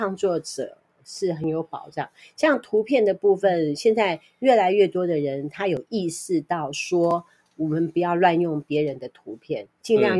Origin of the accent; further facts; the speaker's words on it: Taiwan; 我们台湾人多恨中国。